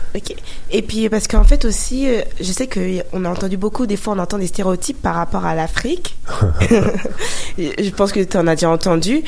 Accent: France; moi je suis d'origine ghanéenne et togolaise, même si je suis née en France.

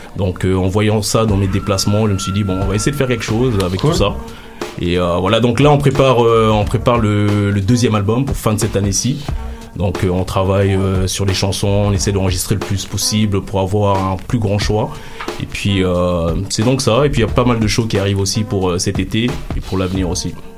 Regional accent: Belgium; also born or lived in Kinshasa, DR Congo; artiste néo Congo, à Kinshasa, j'ai grandi en Belgique

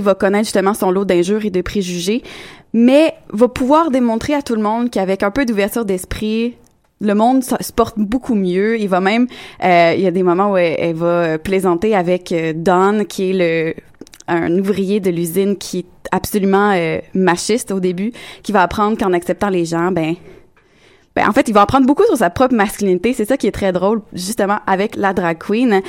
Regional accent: Quebec City, Quebec, Canada; je suis bien de Québec

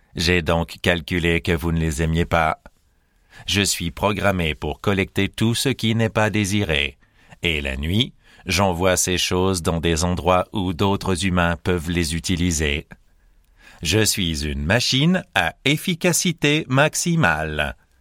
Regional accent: Montreal, Quebec, Canada; je viens de Montréal, au Canada

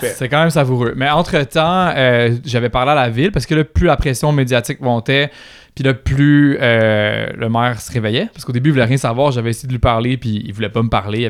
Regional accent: Quebec, Canada; je suis blanc, je suis québécois, je suis francophone

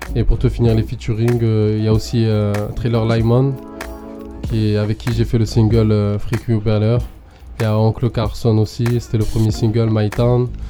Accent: Marseille, Provence-Alpes-Côte d'Azur, France; je viens d'ici, je suis un français, je suis de Marseille

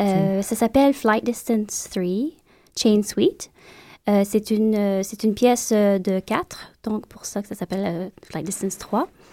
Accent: Montreal, Quebec, Canada; moved away as an adult; now in United States; quand j'ai quitté Montréal, c'était en 2004

